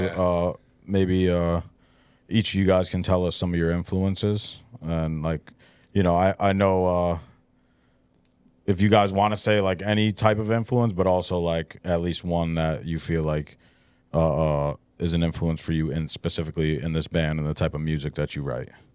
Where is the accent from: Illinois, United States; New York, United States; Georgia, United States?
New York, United States; Poughkeepsie; growing up in the Hudson Valley, like, there used to be a really big, like, band scene